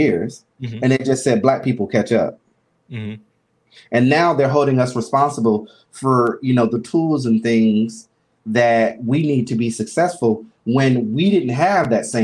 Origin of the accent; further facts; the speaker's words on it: Albany, Georgia, United States; moved away; being in Albany, Georgia, you know, born and raised in the South